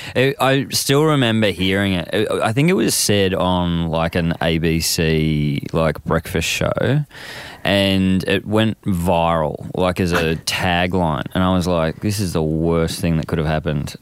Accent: Frankston, Victoria, Australia; I grew up in Frankston

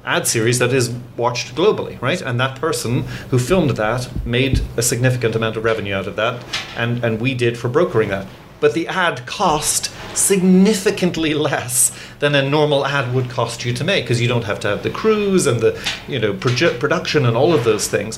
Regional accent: Ireland; born or raised there; also born or lived in England; now in United States

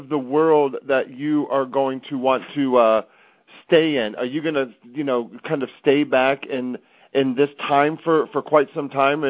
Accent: Columbus, Ohio, United States; also born or lived in Cincinnati, Ohio; And my grandfather's from Munich, and I ended up being born and raised in Columbus, Ohio

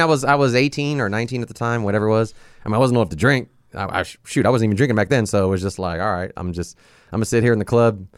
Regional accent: Long Beach, California, United States; also born or lived in San Pedro; I grew up in Long Beach

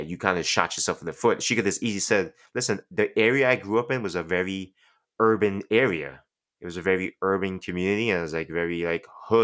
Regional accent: New York, United States; I'm from New York

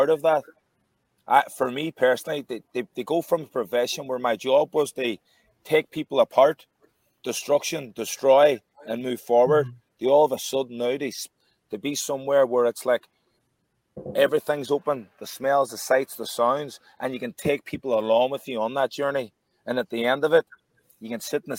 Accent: Derry, Northern Ireland, United Kingdom; I was from Derry City, which isn't that far up the road

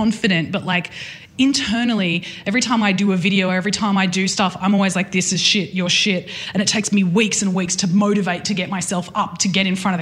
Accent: Newcastle, New South Wales, Australia; I'm from Newcastle

